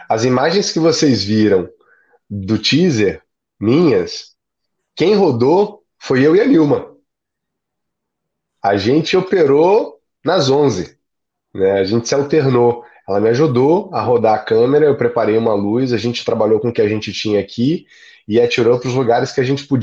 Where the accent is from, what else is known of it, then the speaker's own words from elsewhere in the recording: São Luís, Maranhão, Brazil; Eu sou nordestino, então eu tenho aí alguma facilidade para chegar nos lugares, né? E sou de São Luís, onde o sotaque é um pouco mais neutro na capital.